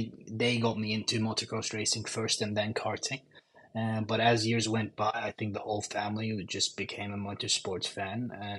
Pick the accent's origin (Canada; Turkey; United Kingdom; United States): Turkey; Istanbul; A lot of traffic, yeah, that's for sure. But besides that, honestly, life, yeah, like I said, I mean, like you said, I mean, motocross racing when I was five. I actually won the Turkish motocross championship when I was six